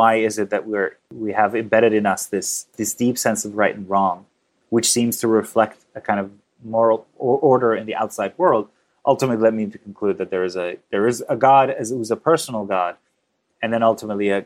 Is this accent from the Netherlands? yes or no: no; Iran; now in New York, United States; I was born to a very kind of secular liberal family in Iran.